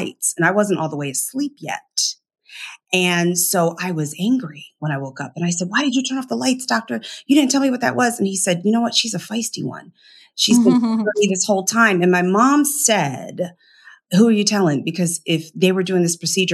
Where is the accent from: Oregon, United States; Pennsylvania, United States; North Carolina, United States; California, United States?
Pennsylvania, United States; Philadelphia; I'm from Philly